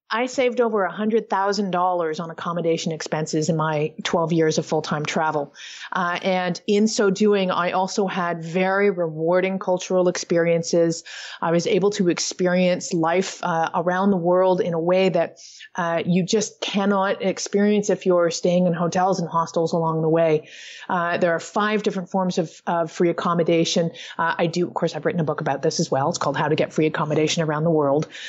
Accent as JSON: {"language": "English", "town": "Toronto", "region": "Ontario", "country": "Canada", "tie": "born or raised there", "said": "I do have a home base now, uh, back in my hometown of Toronto, Canada"}